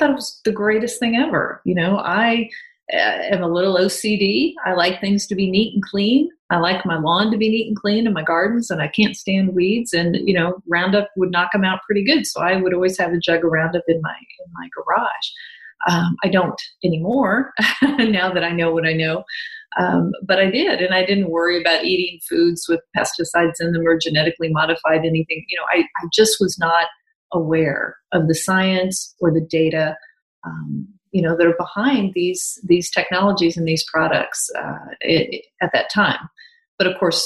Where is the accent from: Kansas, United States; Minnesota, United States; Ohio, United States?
Kansas, United States; moved away as an adult; also born or lived in Atlanta; I'm a Kansas girl